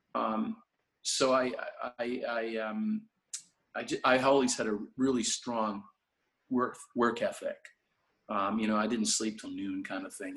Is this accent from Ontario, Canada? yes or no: yes; Toronto, Ontario, Canada; I grew up in uh, Toronto, and just just west of Toronto, really. I was born in Toronto